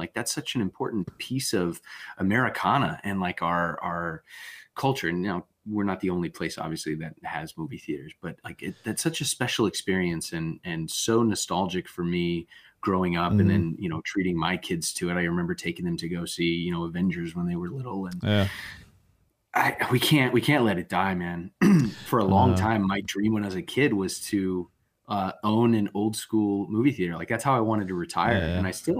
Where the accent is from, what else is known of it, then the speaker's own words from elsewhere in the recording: California, United States; also born or lived in Las Vegas / Sacramento; But no, I grew up in Southern California, born in Vegas, and then when I was three, we moved to California and lived like outside of Sacramento for a hot minute, but pretty much grew up in Southern California